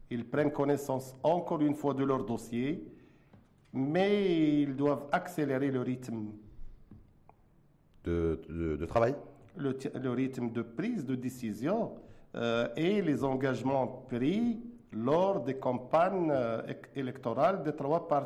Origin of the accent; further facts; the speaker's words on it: Morocco; Nous sommes des Marocains.